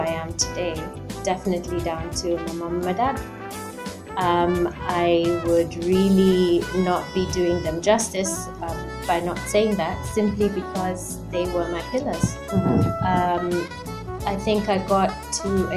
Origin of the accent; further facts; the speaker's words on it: Nakuru, Nakuru County, Kenya; moved away; also born or lived in United Kingdom; I was born in Nakuru. My mom is Russian. My dad is Kenyan. And I grew up here in Kenya until I moved to the UK, and I was in the UK for about 15 years.